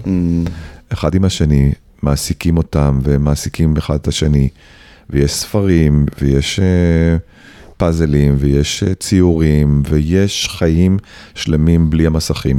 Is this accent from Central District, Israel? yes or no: no; Tel Aviv-Yafo, Tel Aviv District, Israel; also born or lived in Tzahala, Tel Aviv; אחרי שהייתי ההוא מצהלה, עכשיו הייתי ההוא מיפו